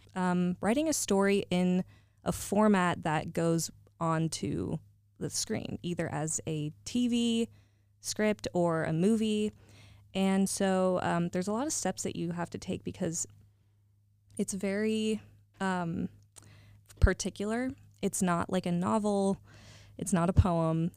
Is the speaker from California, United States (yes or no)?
yes; Northern California, United States; moved away; I hail from NorCal